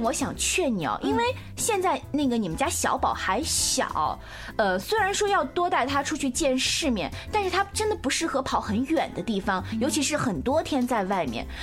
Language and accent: Chinese; China; 作为一个中国人来说